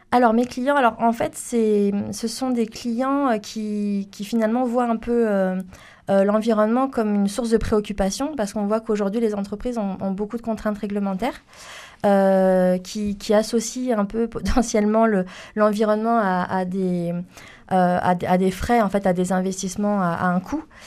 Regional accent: Toulouse, Occitania, France; also born or lived in Paris region; je suis née en région parisienne et j'ai grandi sur Toulouse suite à la mutation professionnelle de mon père

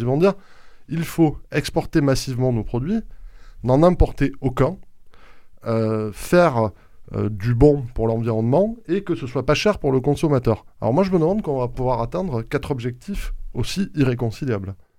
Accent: Haute-Garonne, Occitania, France; chez nous en Haute-Garonne

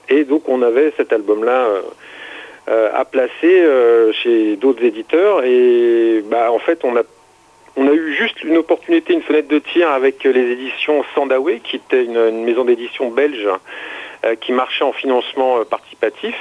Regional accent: Seine-Saint-Denis, Île-de-France, France; moved away as an adult; also born or lived in Paris; now in Lot, France; je suis né à Paris en 1972. Euh, j'ai jamais vraiment vécu à Paris. Euh, en fait, j'ai passé mes euh, quasiment mes 30 premières années dans le 93 en Seine-Saint-Denis.

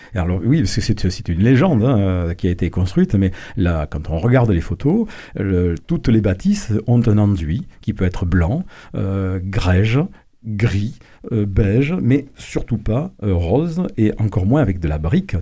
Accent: Toulouse, Occitania, France; Je suis un Toulousain de Toulouse, né à Toulouse, effectivement, je vis à Toulouse.

